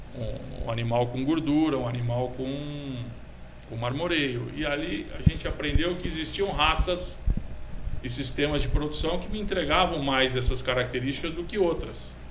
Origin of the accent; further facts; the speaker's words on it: São Paulo, Brazil; moved away as an adult; now in Botucatu, Brazil; sou de São Paulo, capital